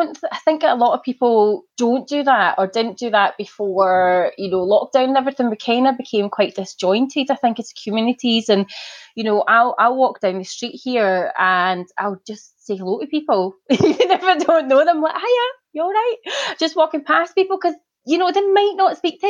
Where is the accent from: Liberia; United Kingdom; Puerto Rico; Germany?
United Kingdom; Glasgow, Scotland; moved away; I'm from Glasgow originally.